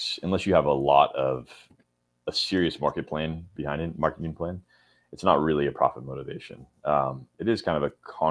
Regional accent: California, United States; moved away; I grew up in California. Yeah, I grew up in California

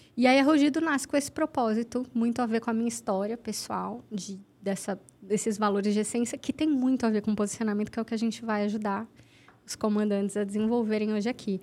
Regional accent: Santos, São Paulo, Brazil; Santos, eu sou de Santos

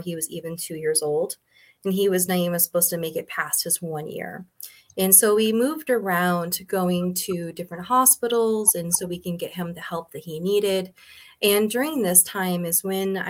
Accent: Montana, United States; also born or lived in California; And then we moved to Montana, where we actually opened up an elk ranch.

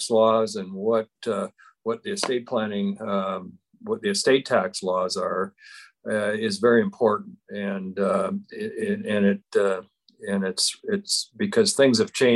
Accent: Parkston, South Dakota, United States; now in Rapid City, United States; I'm originally from Parkston, South Dakota

